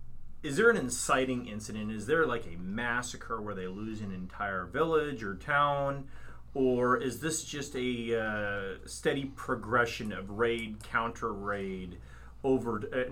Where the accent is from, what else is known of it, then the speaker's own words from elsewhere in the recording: Texas, United States; I grew up in Texas.